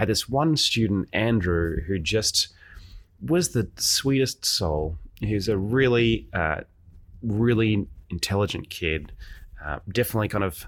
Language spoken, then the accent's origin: English; Australia; moved away; I grew up in Australia, obviously, because the accent